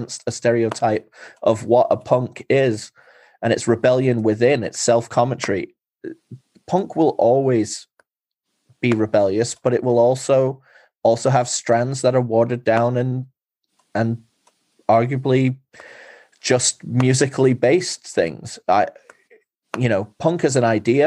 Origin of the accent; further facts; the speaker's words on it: England, United Kingdom; moved away; growing up in England